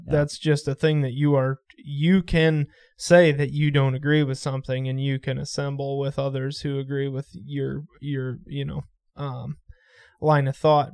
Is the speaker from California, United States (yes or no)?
no; Iowa, United States; born or raised there; also born or lived in Texas